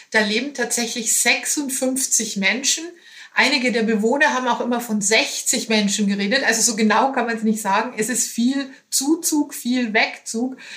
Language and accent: German; Bavaria, Germany; now in Hamburg, Germany; Bayer in Hamburg, allerdings schon seit 21 Jahren.